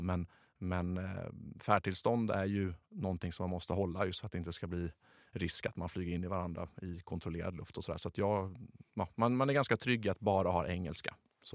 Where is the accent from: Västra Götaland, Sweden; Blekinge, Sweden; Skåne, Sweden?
Skåne, Sweden; accent: Scanian (skånska); ursäkta min, min skånska